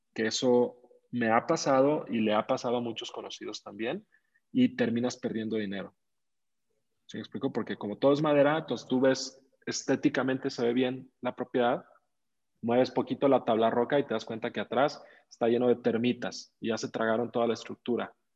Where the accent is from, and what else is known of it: Mexico